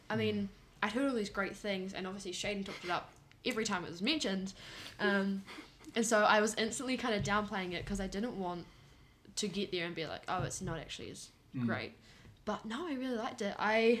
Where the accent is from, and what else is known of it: New Zealand